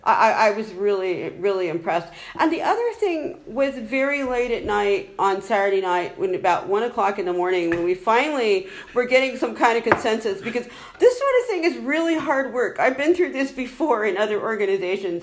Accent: United States; moved away as an adult; now in Ireland; you can tell from my accent, I'm originally from the United States

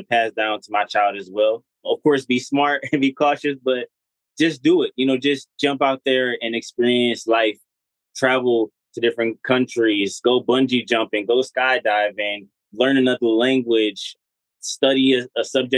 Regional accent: Detroit, Michigan, United States; we're from Detroit.

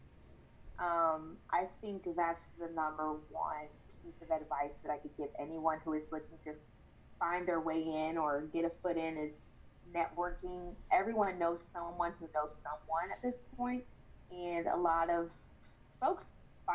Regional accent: Kansas City, United States; I'm working for my hometown teams

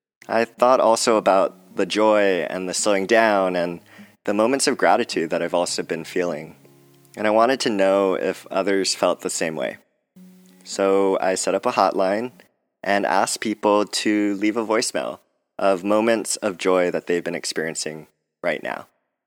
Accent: Hawaii, United States; all across the country, from the Gulf Coast in Alabama to Hawaii, my home state, to the coastlines, to New York City

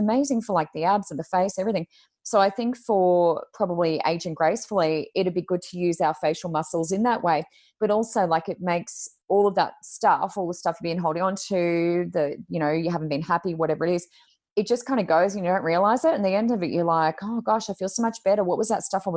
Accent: Gold Coast, Queensland, Australia; I'm from the Gold Coast.

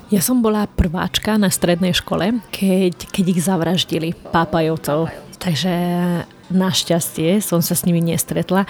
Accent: Rye Island, Trnava Region, Slovakia; first language Hungarian; Slovak is a second language; ja som maďarská, maďarka zo Žitného ostrova, takže moja materinská je, reč je maďarčina

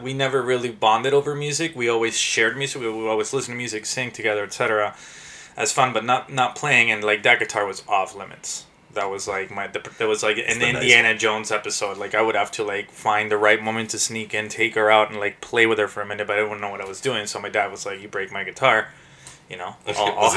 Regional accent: Lima, Peru; now in Toronto, Canada; Born and raised in Lima. I came here originally as a refugee

